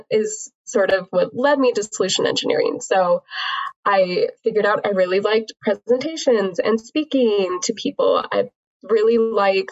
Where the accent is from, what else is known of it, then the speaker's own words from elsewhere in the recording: Utah, United States; I grew up in Utah